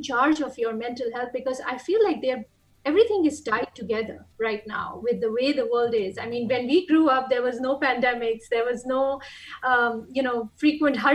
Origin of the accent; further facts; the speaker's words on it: Pakistan; moved away as an adult; now in United States; I've been in the United States since 2006, off and on, even before that. And I'm originally from Pakistan